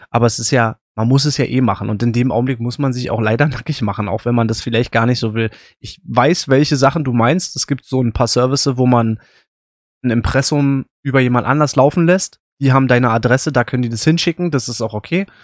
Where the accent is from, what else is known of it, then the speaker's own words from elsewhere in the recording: Berlin, Germany; ich komme aus Berlin, ähm, wissen auch ungefähr, in welchem Stadtteil ich wohne.